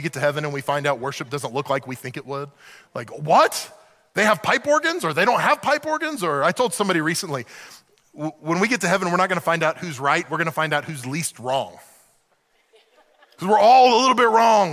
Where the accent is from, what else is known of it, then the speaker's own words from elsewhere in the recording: Oklahoma City, Oklahoma, United States; moved away as an adult; also born or lived in Western Pennsylvania; now in Pennsylvania, United States; I grew up in Oklahoma City.